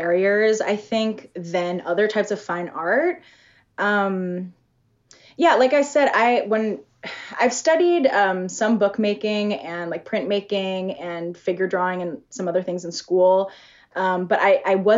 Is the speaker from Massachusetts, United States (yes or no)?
yes; outside of Boston, Massachusetts, United States; moved away as an adult; also born or lived in Seattle; I'm originally from the East Coast, from outside of Boston.